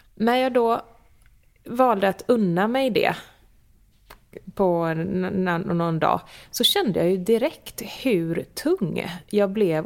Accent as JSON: {"language": "Swedish", "town": "Gothenburg", "region": "Västra Götaland", "country": "Sweden", "said": "Sebbe är inte göteborgare, jag är"}